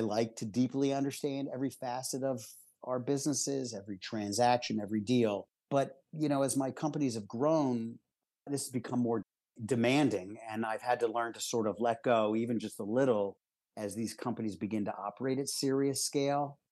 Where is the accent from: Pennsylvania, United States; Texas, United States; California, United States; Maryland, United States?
Pennsylvania, United States; Philadelphia; I grew up in Philadelphia in a middle class family